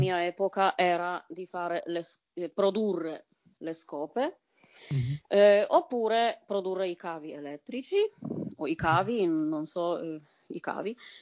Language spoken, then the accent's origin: Italian; Bydgoszcz, Kuyavian-Pomeranian Voivodeship, Poland; Italian is a second language; moved away as an adult; also born or lived in Italy; now in Germany; La mia città, proprio per dire eh, di che cosa si tratta, si chiama Bedgost scritta però, attenzione, B, I, D, G, O, S, Z, C